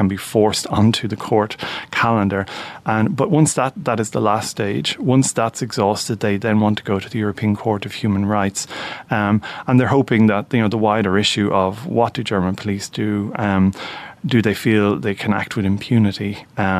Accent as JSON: {"language": "English", "country": "Ireland", "said": "we as Irish people"}